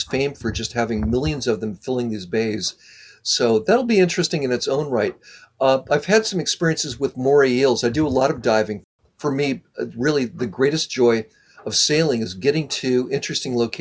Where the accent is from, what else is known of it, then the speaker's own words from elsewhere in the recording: Southern California, United States; I'm from Southern California